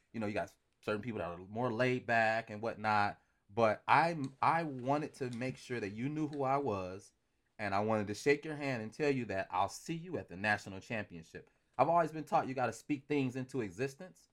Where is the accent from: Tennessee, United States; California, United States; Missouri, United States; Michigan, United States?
Michigan, United States; Romulus; hometown is Romulus, Michigan, which is, uh, pretty much about twenty minutes or so, uh, from Detroit